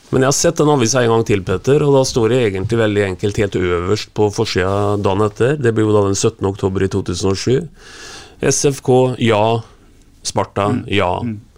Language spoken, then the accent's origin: Norwegian; Borgen, Østfold, Norway; jeg kommer jo fra Borgar